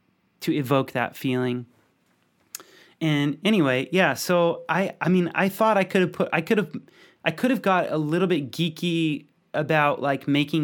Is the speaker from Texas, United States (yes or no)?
yes; Texas, United States; like I'm from Texas, you know what I mean?